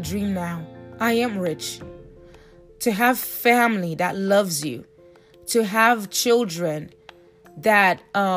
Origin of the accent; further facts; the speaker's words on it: Haiti; now in United States; my family migrated to the United States. I'm from Haiti